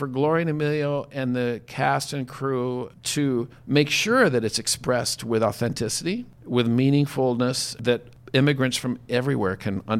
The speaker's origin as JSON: {"language": "English", "region": "Colorado", "country": "United States", "said": "I'm a guy from Colorado, from a German background, you know, another type of immigrant, but a long time ago."}